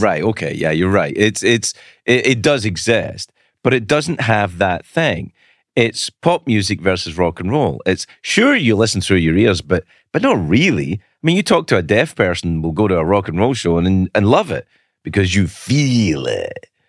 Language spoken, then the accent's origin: English; Glasgow, Scotland, United Kingdom; 'cause I'm from Glasgow